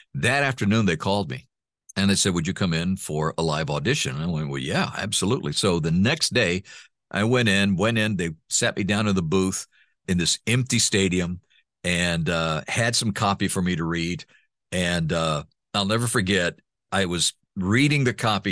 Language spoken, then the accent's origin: English; Honduras; first language Spanish; English is a second language; moved away; also born or lived in Texas; my parents adopted me, took me home, uh, and to Honduras, and I started growing up in Honduras.